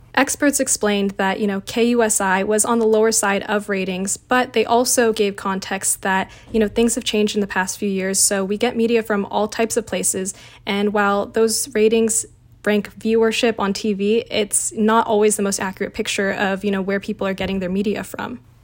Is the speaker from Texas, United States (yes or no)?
no; San Diego, California, United States; I actually was born and raised in San Diego, so I grew up and knew what K U S I was as a kid